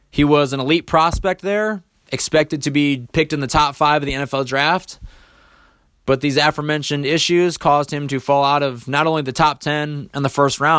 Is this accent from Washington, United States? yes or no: no; Michigan, United States; I grew up in Michigan my whole life